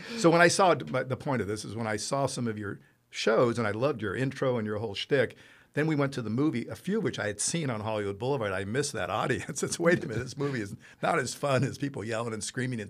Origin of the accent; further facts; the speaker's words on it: Italy; moved away as an adult; now in United States; you know, I grew up in Italy, and some of the great movies I saw were in Italian